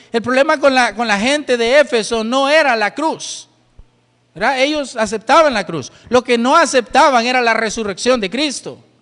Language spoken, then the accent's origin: Spanish; El Salvador; somos de una iglesia bautista, iglesia bautista Manuel. Y de verdad, ¿y dónde queda esa iglesia? Ah, somos del Salvador